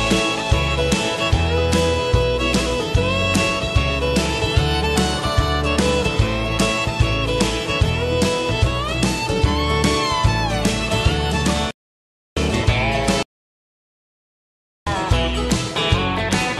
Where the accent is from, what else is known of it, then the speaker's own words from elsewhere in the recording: South Carolina, United States; I'm from South Carolina